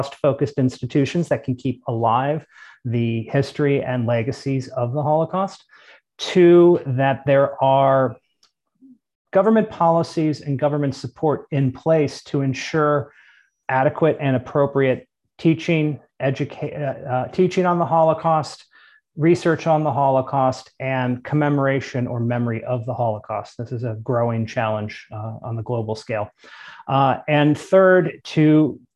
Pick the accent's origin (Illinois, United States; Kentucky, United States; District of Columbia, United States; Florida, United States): Kentucky, United States; I grew up in Kentucky